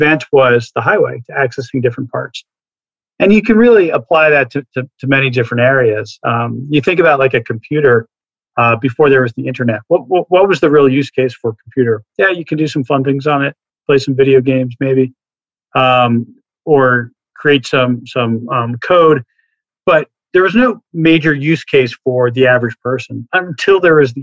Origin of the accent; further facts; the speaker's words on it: New Jersey, United States; I grew up in New Jersey